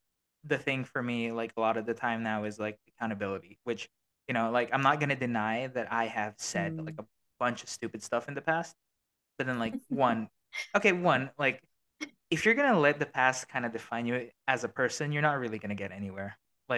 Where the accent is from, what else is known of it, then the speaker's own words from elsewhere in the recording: Australia; born there; accent: Australian; I was born in Australia, right? So I have a little bit of an Aussie thing. Like, I say certain words and a little bit of an Aussie accent. Can't change that.